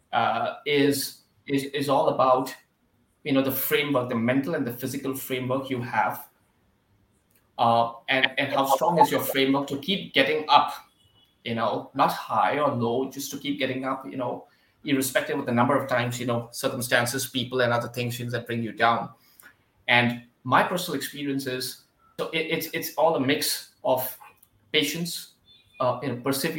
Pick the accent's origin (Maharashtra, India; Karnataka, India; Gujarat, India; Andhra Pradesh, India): Maharashtra, India; Mumbai; I'm from Mumbai